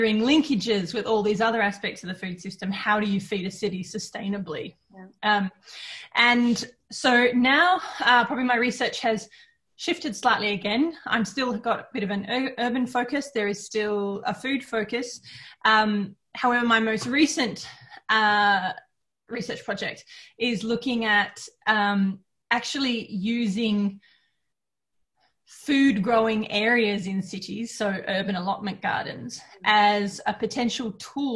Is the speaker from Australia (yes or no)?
yes; Australia; moved away as an adult; now in Helsinki, Finland; I am not Finnish, I'm Australian